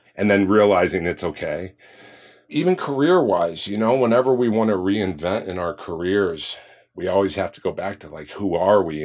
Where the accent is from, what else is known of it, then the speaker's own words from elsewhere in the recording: Orange County, California, United States; I grew up in Orange County